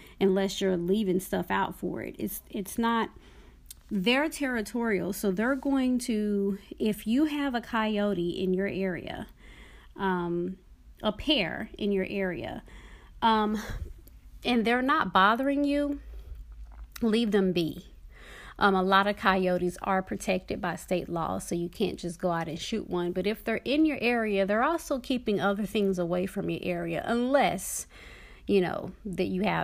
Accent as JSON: {"language": "English", "town": "Dallas", "region": "Texas", "country": "United States", "tie": "born or raised there", "moved": "yes", "said": "a child and teenager growing up in Dallas, Texas"}